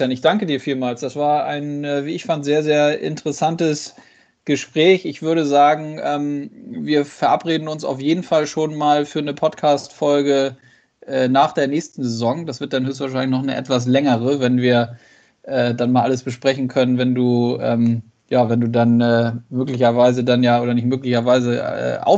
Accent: Hamburg, Germany; born there; Ich bin in Hamburg geboren und lebe mit der Familie in der schönen Hansestadt.

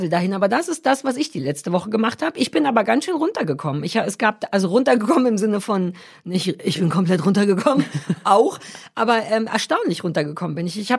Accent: Baden-Württemberg, Germany; Das ist ja auch weg und ich bin Schwäbin.

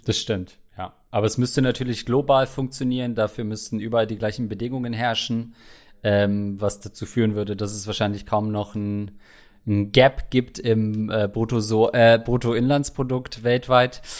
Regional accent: Germany; bin ich als Deutscher

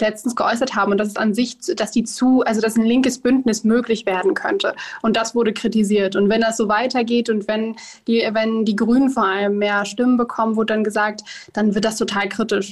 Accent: Duisburg, North Rhine-Westphalia, Germany; moved away as an adult; now in Bonn, Germany; geboren bin ich in Duisburg, aber aktuell, weil ich hier studiere, bin ich jetzt in der einzig wirklichen Hauptstadt für mich

